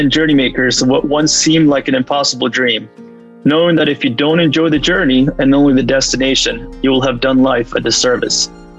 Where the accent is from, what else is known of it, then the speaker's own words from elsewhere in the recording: Los Angeles, California, United States; we grew up together in Los yes. Angeles.